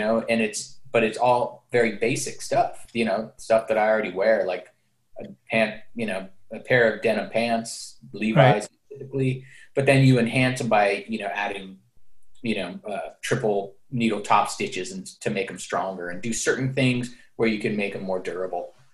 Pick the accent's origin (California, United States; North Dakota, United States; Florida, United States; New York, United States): California, United States; San Francisco; moved away as an adult; now in East Bay, United States; Born and raised in San Francisco